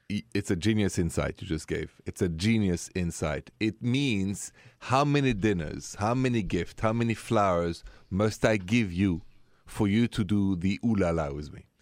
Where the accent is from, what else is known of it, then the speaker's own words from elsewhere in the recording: France; first language French; English is a second language; moved away as an adult; I was raised in France